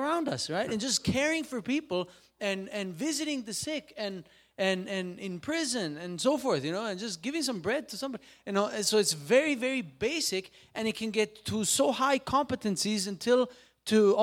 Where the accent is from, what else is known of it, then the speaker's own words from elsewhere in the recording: Switzerland; I'm from Switzerland